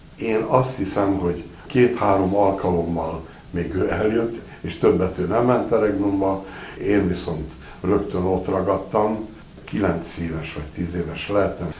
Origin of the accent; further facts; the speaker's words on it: Budapest, Hungary; Nyolc éves voltam, kőbányai gyerek vagyok, és ott, ahol laktunk